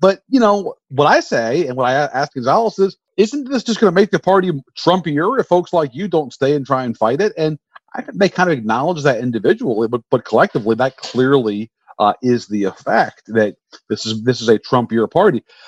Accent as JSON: {"language": "English", "region": "Virginia", "country": "United States", "tie": "born or raised there", "said": "my home state in Virginia"}